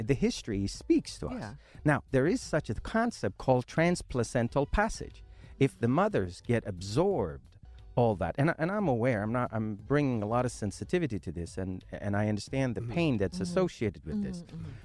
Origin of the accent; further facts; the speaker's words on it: Shiraz, Fars, Iran; moved away; I was born in Iran, the southern part of Iran, in a city called Shiraz, where the wine came from